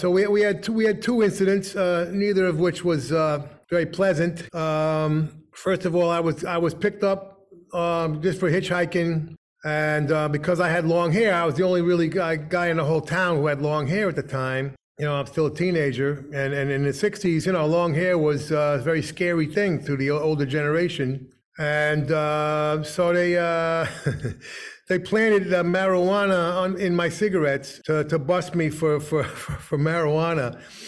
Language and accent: English; New Jersey, United States; When you're growing up in New Jersey, you can't wait to get out. Now, of course, since then, I've learned to love where I come from.